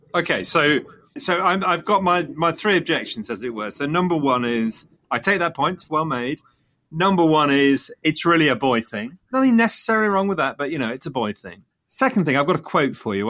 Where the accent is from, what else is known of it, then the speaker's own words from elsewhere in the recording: Leicester, East Midlands, United Kingdom; coming from Leicester, Leicester being my hometown